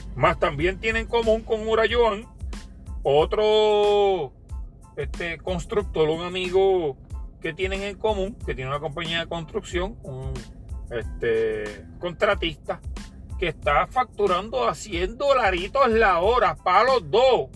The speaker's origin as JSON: {"language": "Spanish", "town": "Ponce", "country": "Puerto Rico", "said": "aquí en mi, en mi pueblo de Ponce"}